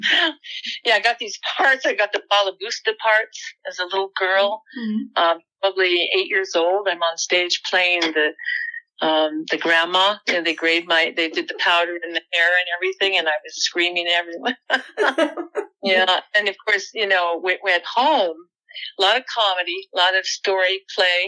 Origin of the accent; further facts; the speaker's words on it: Orange County, California, United States; I'm from Orange County.